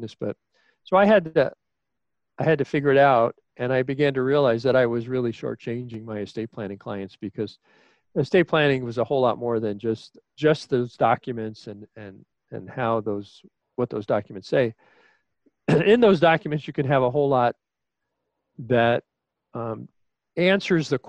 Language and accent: English; New York City, New York, United States; I was an only child born and raised in Queens, New York